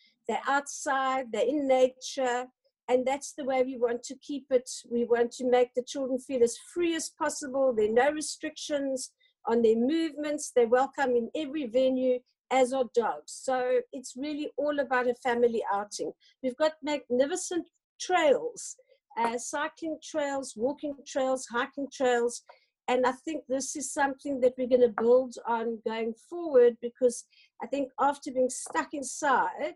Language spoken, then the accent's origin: English; Paarl, Western Cape, South Africa; I grew up on Fairview Wine Estate